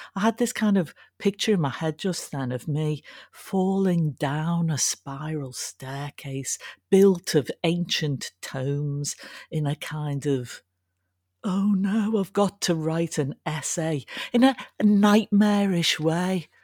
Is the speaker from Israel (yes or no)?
no; Liverpool, North West England, United Kingdom; I was brought up in Liverpool.